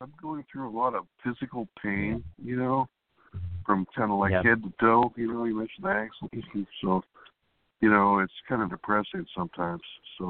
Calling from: California, United States; from California.

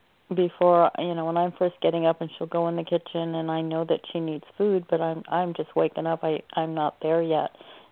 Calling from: Oregon, United States

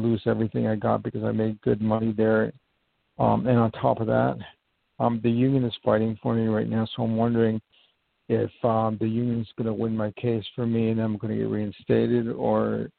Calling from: New York, United States; I'm calling from

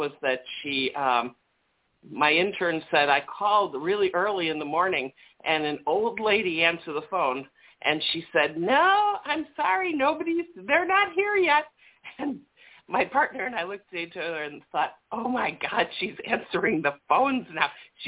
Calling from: Chicago, Illinois, United States; from Chicago.

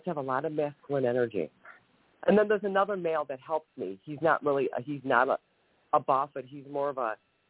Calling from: Ohio, United States; Yeah, Ohio, I'm sorry.

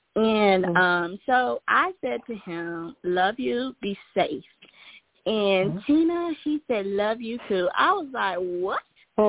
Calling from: Georgia, United States

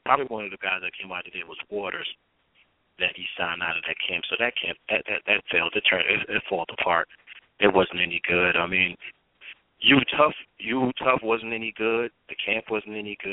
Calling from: New Jersey, United States; I'm calling you from Jersey now

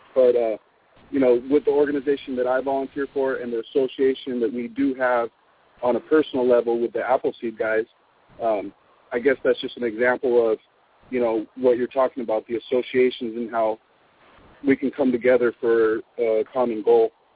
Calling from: Ventura, California, United States; I'm calling from California

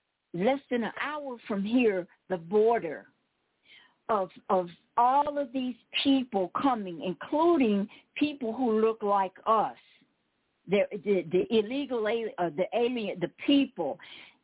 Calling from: Cochise County, Arizona, United States; I'm calling you from Cochise County

